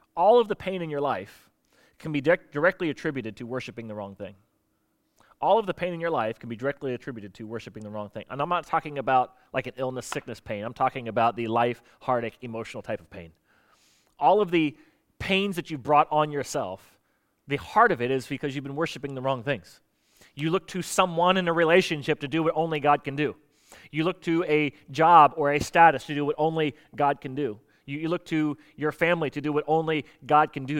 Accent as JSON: {"language": "English", "region": "Florida", "country": "United States", "tie": "born or raised there", "said": "I grew up in Florida"}